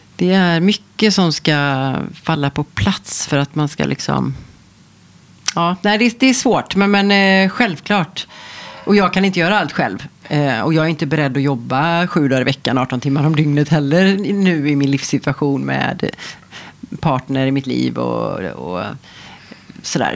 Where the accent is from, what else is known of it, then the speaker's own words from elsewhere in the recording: Stockholm, Stockholm County, Sweden; moved away as an adult; now in Portugal; när jag är hemma i Stockholm